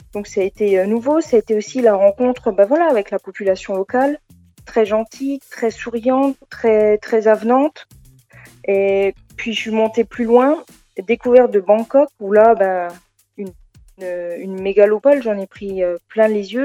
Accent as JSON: {"language": "French", "country": "France", "said": "chez nous en France, en Europe"}